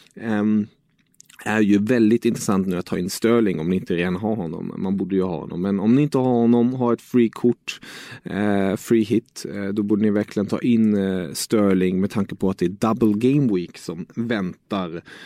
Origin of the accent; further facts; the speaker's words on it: Germany; som tysk